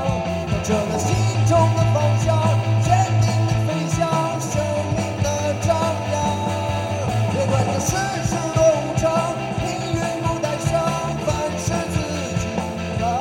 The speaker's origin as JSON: {"language": "Chinese", "town": "Xingtai", "region": "Hebei", "country": "China", "said": "呃，我们是来自邢台的乐队，"}